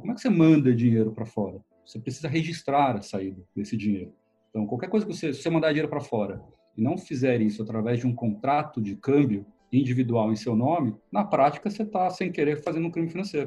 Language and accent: Portuguese; Brazil; moved away; eu é sou nascido e criado no Brasil